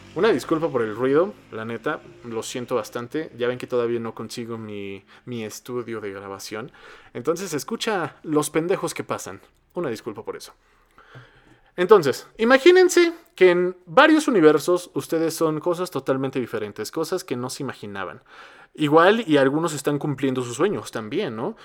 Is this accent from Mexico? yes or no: yes; Mexico; somos el país que habla español más poblado de Latinoamérica